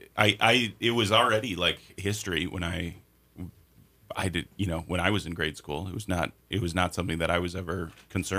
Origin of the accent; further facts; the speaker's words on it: Minnesota, United States; I grew up in Minnesota, which is a big public radio state